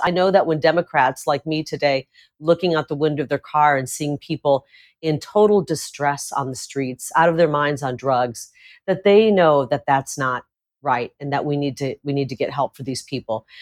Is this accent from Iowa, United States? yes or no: yes; Iowa, United States; now in Arizona, United States; I grew up in Iowa, part of my childhood in rural Iowa